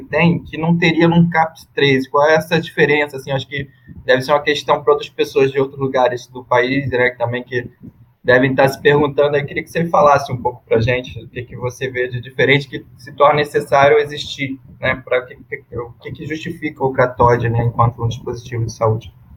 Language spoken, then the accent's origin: Portuguese; Rio de Janeiro, Brazil; sou do Rio